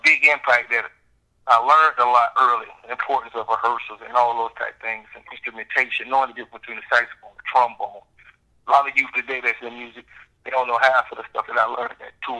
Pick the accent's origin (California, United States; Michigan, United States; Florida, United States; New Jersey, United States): Florida, United States; Jacksonville; I'm A-Town all day, you know what I'm saying? Southside.